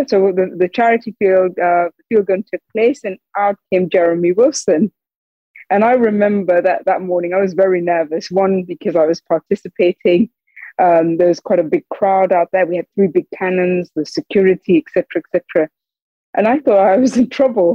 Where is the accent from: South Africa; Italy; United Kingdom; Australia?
United Kingdom; the Northeast, North East England; I'd grown up, born and raised in the Northeast